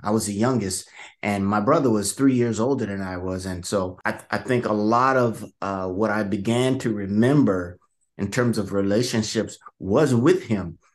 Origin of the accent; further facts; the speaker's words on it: Vallejo, California, United States; I grew up in, uh, some of you guys might may have heard of Vallejo, California